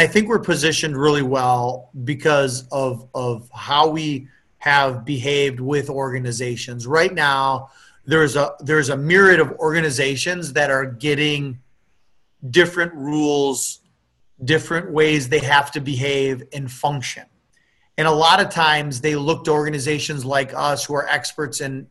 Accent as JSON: {"language": "English", "town": "Appleton", "region": "Wisconsin", "country": "United States", "tie": "born or raised there", "said": "when I grew up in Appleton, Wisconsin, I knew all my neighbors"}